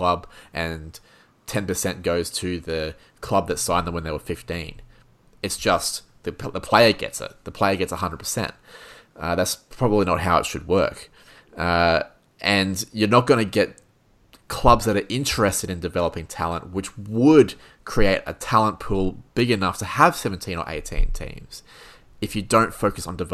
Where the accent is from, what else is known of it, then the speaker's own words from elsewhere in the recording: Brisbane, Queensland, Australia; I'm just nobody from Brisbane